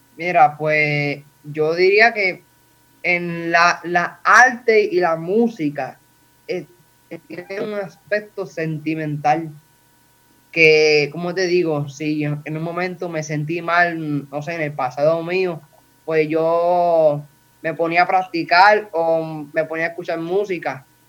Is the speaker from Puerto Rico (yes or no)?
yes; Toa Alta, Puerto Rico; soy de Toalta, Puerto Rico